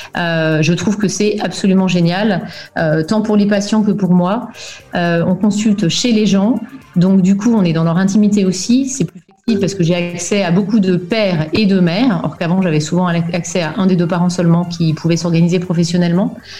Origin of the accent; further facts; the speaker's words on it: France; moved away as an adult; also born or lived in Belgium; now in Germany; je suis née en Belgique en 1977, hein, tu sauras tout. Euh, et mes parents ont déménagé en France quand j'avais 7 ans. Donc j'ai fait tout mon parcours scolaire en France